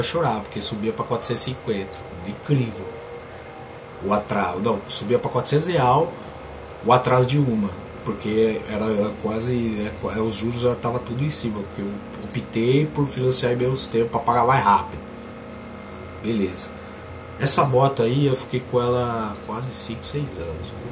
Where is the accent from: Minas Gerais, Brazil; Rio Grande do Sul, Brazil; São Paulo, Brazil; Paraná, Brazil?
São Paulo, Brazil; Limeira; sou daqui. Sou daqui, eu sou lá de Limeira, trabalho na Semapa, eu falo, sou de Limeira.